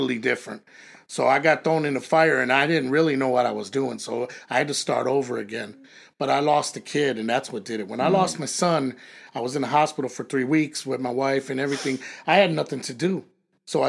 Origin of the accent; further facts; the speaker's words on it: Chicago, Illinois, United States; moved away as an adult; also born or lived in Las Vegas, Nevada / California; I loved growing up in Chicago, but I mean, it was crazy. I grew up in a bad area